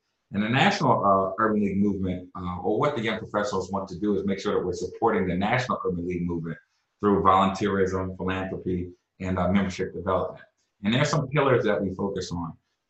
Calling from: Austin, Texas, United States; I'm calling in from my office in Austin, Texas.

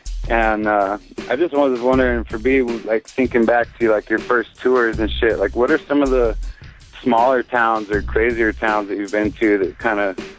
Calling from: Montana, United States

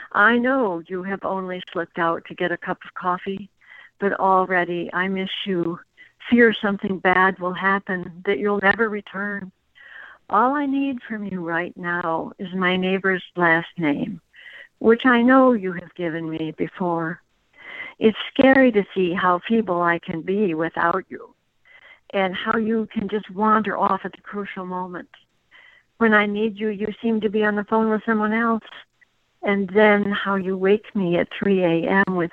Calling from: Walnut Creek, California, United States; Uh, Walnut Creek, California.

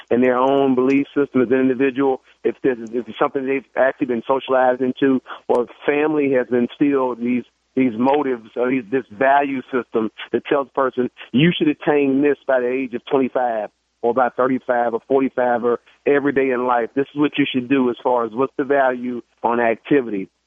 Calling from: Cincinnati, Ohio, United States; Now, I'm not from Chicago. I'm, I'm in Ohio, Cincinnati.

